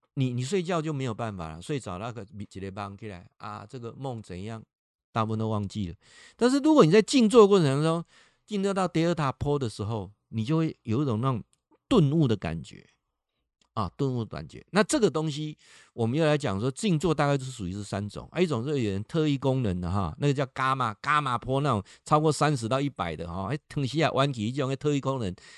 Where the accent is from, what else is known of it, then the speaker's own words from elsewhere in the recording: Taiwan; 这一点就大陆跟我们差异很大了